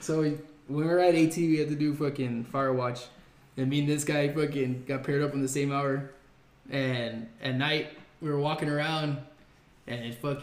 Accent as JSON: {"language": "English", "town": "El Paso", "region": "Texas", "country": "United States", "said": "They found out I was from El Paso"}